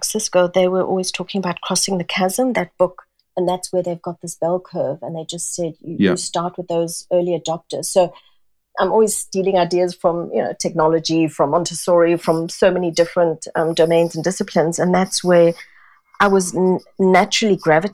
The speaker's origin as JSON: {"language": "English", "country": "South Africa", "tie": "born or raised there", "also_born_or_lived": "Singapore", "moved": "as an adult", "lives_now": "London, United Kingdom", "said": "being born and brought up in South Africa, where we were a very multicultural nation."}